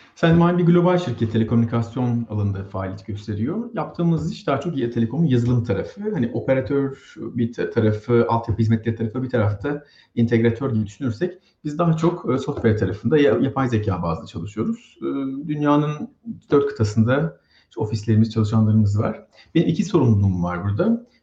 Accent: İzmir, Turkey; moved away as an adult; now in Sweden; Ben İzmirliyim

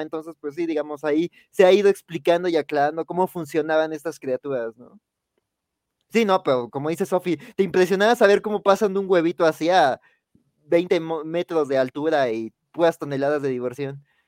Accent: Mexico City, Mexico; yo que soy de Xochimilco

